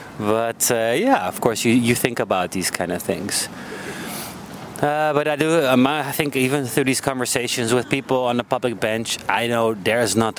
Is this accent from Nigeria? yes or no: no; Munich, Bavaria, Germany; moved away as an adult; also born or lived in Amsterdam; Yeah. I grew up in Munich